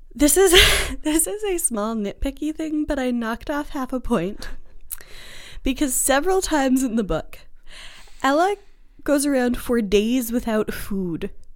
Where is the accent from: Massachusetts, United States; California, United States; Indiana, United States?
Massachusetts, United States; Boston; I'm from Boston